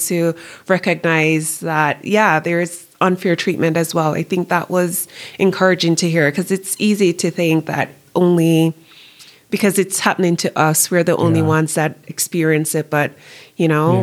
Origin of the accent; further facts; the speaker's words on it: Jamaica; moved away as an adult; now in United States; growing up Jamaican and then moving to the United States.